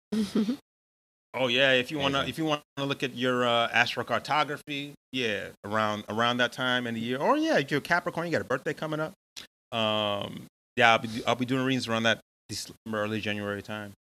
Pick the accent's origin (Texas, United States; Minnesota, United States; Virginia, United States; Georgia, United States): Georgia, United States; Atlanta; moved away as an adult; now in Chicago, United States; I was born in Atlanta. I'm from Atlanta. That's where I grew up most of my life. And I moved to Chicago.